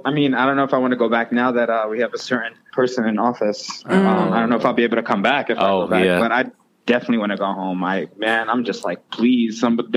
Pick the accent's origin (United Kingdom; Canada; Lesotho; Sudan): Sudan; now in United States; I'm from Sudan.